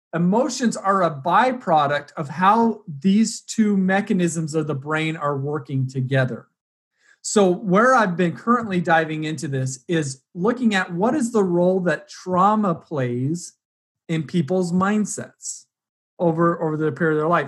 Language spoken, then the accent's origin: English; Utah, United States; I grew up in Utah going to rodeos in the summer